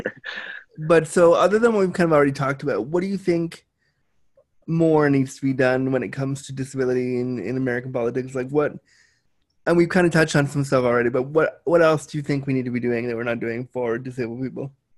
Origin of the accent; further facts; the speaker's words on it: Canada; I am Canadian.